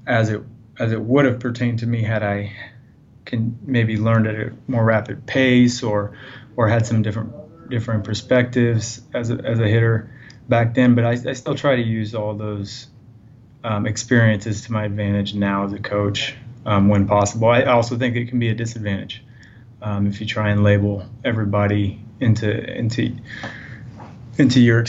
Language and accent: English; Carl Junction, Missouri, United States; I graduated high school from Carl Junction in Southwest Missouri in 2004